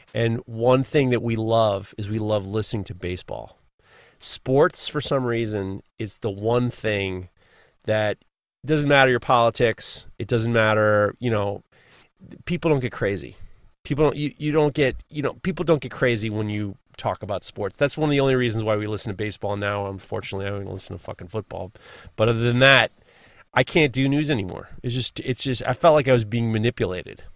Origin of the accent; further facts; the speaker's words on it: New York, United States; I'm from New York